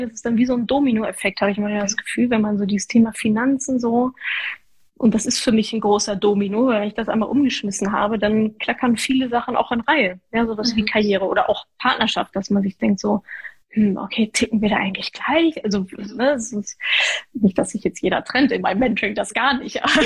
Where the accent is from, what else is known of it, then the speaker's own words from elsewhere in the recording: Ruhr area, North Rhine-Westphalia, Germany; ich komme aus dem Ruhrgebiet, ja, Arbeitermentalität